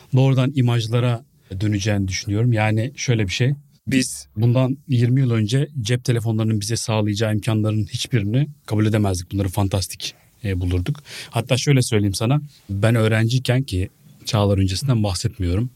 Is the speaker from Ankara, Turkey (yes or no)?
no; Biga, Çanakkale, Turkey; Ben çocukken Biga'da